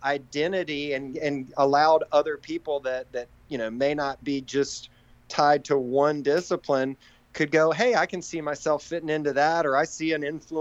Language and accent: English; Raleigh, North Carolina, United States; born and raised in Raleigh, North Carolina.